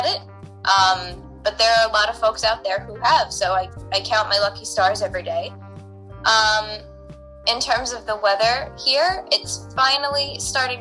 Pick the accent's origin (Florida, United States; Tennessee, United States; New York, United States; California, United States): New York, United States; Long Island; I am from Long Island, New York